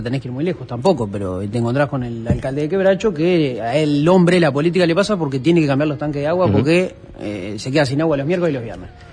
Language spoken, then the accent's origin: Spanish; Montevideo, Uruguay; nosotros somos los tres montevideanos